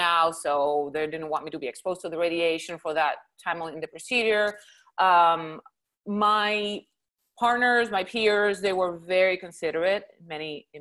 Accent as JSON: {"language": "English", "country": "Puerto Rico", "tie": "born or raised there", "first_language": "Spanish", "second_language": "English", "moved": "as an adult", "lives_now": "Houston, United States", "said": "Originally, I'm from Puerto Rico, born and raised."}